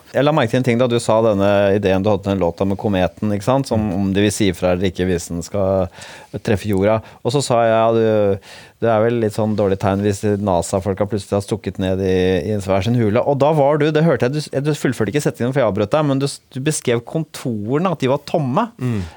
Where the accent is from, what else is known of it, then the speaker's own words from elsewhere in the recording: Bærum, Akershus, Norway; also born or lived in Oslo; jeg kommer fra Rykken, eh, et sånt forstad utafor Oslo, ligger i Bærum.